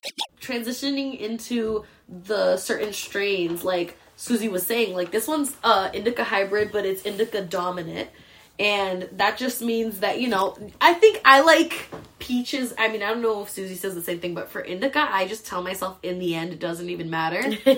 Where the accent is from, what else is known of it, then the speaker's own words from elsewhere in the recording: Boston, Massachusetts, United States; Mark, we're from Boston, so don't even come at us.